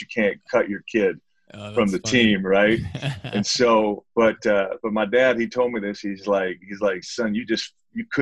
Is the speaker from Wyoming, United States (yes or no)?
no; Detroit, Michigan, United States; I grew up in Detroit, Michigan